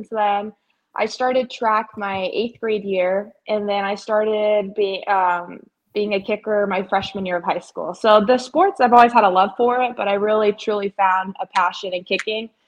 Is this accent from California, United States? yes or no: yes; Ventura, California, United States; moved away as an adult; now in Jackson, United States; I'm from Ventura, California. I went to St. Bonaventure High School